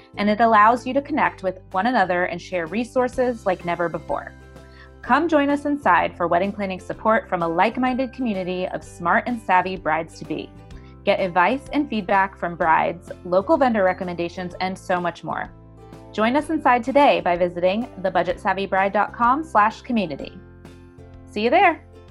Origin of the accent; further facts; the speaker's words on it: the South, United States; I grew up in the South